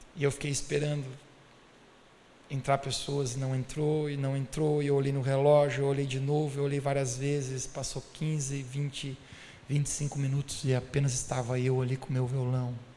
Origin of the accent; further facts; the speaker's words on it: Brazil; Eu e vocês somos brasileiros